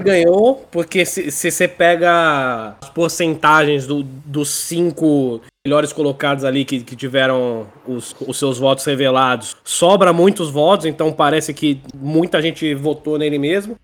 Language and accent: Portuguese; Brazil